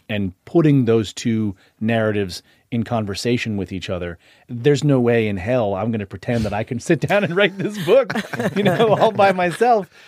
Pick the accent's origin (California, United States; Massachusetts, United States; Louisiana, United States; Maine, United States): Massachusetts, United States; Boston; I grew up in Boston in a nearly exclusive white community